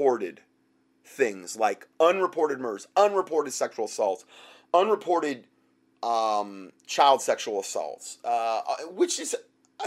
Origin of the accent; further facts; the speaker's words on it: United States; being an American.